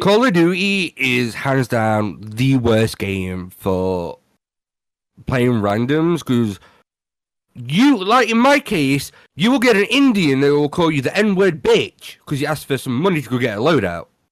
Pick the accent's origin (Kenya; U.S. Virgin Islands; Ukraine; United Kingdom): United Kingdom; I'm British